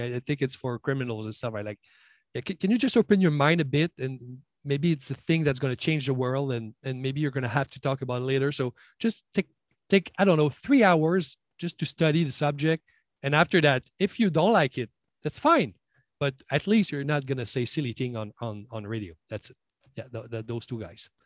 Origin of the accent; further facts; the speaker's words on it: Quebec, Canada; English is a second language; I'm from Quebec.